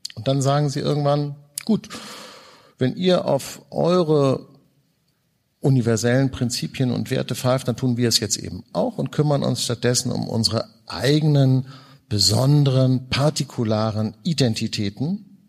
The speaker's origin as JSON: {"language": "German", "region": "Hamburg", "country": "Germany", "said": "ich komme aus Hamburg"}